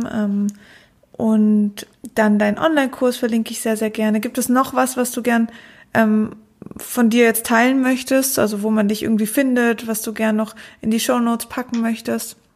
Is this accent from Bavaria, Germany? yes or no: no; Konstanz, Baden-Württemberg, Germany; Ah, ich komme aus Konstanz, ist jetzt gar nicht so weit.